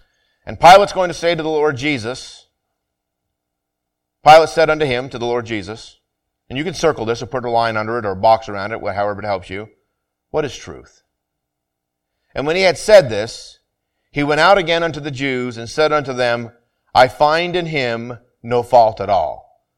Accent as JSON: {"language": "English", "region": "Vermont", "country": "United States", "tie": "born or raised there", "said": "where I grew up in Vermont, you were either Catholic or Protestant."}